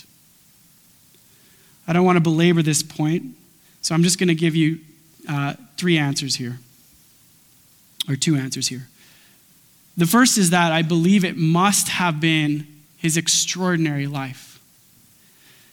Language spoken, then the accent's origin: English; Grande Prairie, Alberta, Canada; I was born at 8 p.m. in Alberta time in Grand Prairie, Alberta